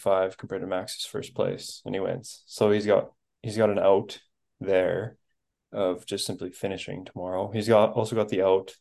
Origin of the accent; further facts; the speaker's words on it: Canada; I'm Canadian